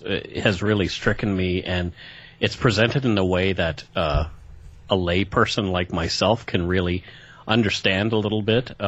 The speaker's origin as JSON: {"language": "English", "country": "Canada", "said": "I am Canadian."}